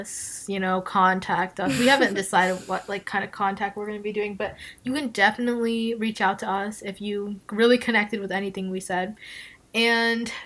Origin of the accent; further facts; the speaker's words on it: United States; we're Indian American, so like we were born here